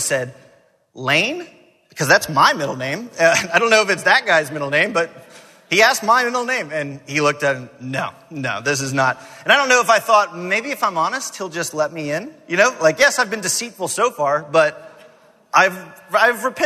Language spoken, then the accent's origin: English; Atlanta, Georgia, United States; I grew up in Atlanta